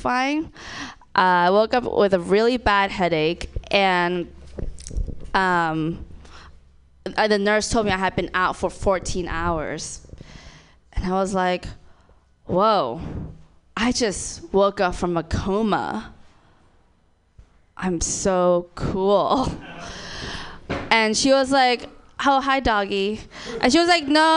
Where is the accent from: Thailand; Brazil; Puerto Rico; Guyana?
Thailand; moved away; I'm also from Thailand. Yes, so Thai girl